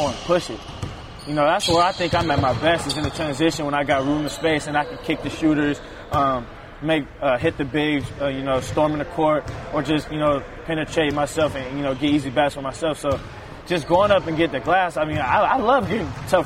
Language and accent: English; Oakland, California, United States; moved away as an adult; also born or lived in Montana; coming from Oakland and California, you're used to the fast-paced life, you know, city kid